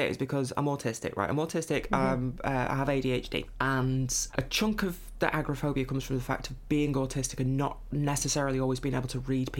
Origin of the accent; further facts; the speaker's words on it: Lancashire, North West England, United Kingdom; also born or lived in Manchester; I grew up in Lancashire, which is where I'm back now. I moved out of the city about 18 months ago.